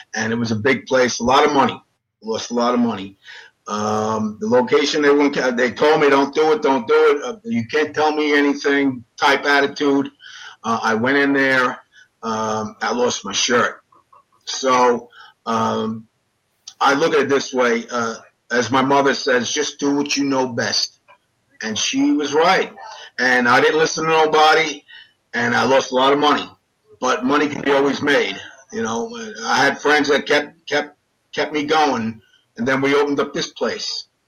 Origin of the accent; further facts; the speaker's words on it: Daytona Beach, Florida, United States; I love Daytona Beach. We grew up in Daytona.